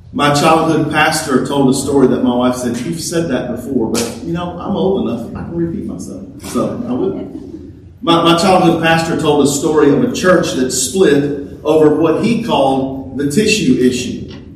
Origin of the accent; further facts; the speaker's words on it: Louisiana, United States; I was from Louisiana